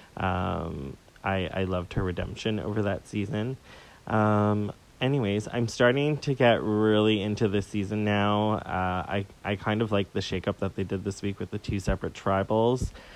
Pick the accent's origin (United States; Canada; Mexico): Canada; Toronto, Ontario; I'm from Toronto